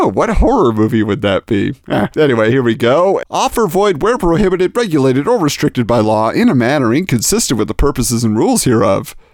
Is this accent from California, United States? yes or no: yes; Irvine, California, United States; I was lucky enough to have one in my hometown of Irvine, California.